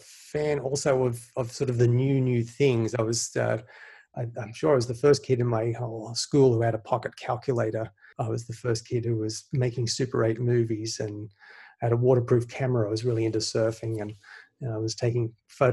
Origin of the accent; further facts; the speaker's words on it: Sydney, New South Wales, Australia; now in United States; I grew up in Sydney, Australia. I moved here in the mid-90s.